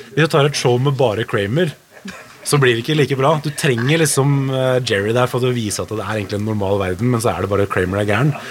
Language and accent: Norwegian; Norway; vi er jo nordmenn